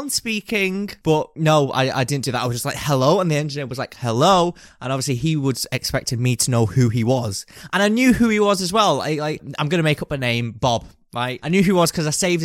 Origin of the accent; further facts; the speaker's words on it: United Kingdom; We're British